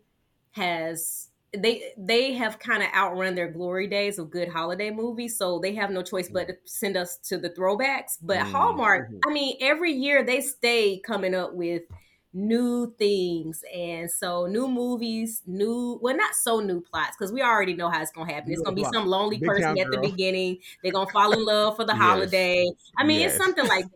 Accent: the South, United States; I'm from the South

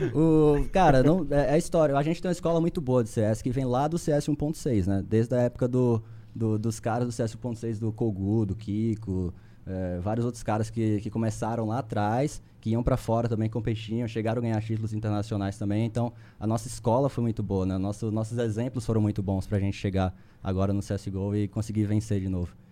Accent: Recife, Pernambuco, Brazil; moved away as an adult; also born or lived in São Paulo; eu sou, eu sou de Recife, sou recifense

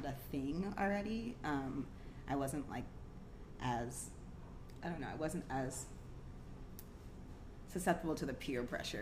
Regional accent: Cornwall, New York, United States; also born or lived in Massachusetts; now in Portland, United States; Cornwall, New York, which is where we moved back to New York from Massachusetts when I was about, I guess, going into the 7th grade

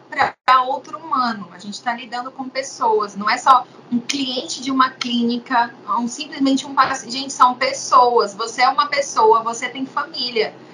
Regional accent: Pará, Brazil; sou eu do Pará

